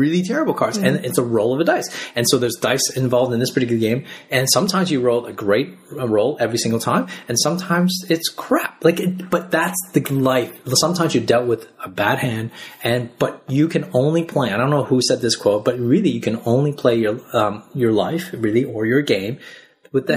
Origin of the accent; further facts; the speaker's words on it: Canada; now in Australia; I grew up in Canada. And I live in Australia